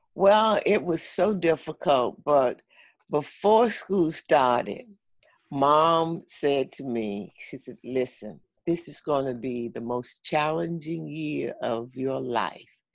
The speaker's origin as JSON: {"language": "English", "town": "St. Augustine", "region": "Florida", "country": "United States", "tie": "born or raised there", "lives_now": "Orlando, United States", "said": "I grew up in St. Augustine, Florida, and I now live in Orlando, Florida"}